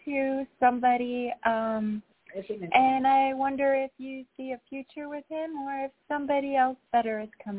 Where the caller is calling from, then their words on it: New York, United States; I'm calling from New York.